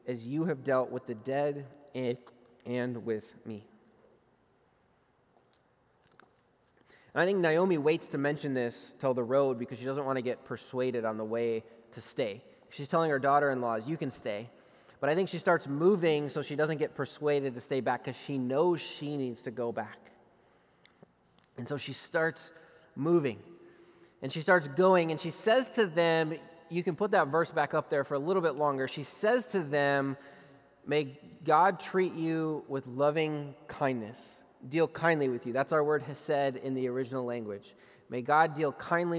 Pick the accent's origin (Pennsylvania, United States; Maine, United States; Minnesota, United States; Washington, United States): Minnesota, United States; I grew up in Minnesota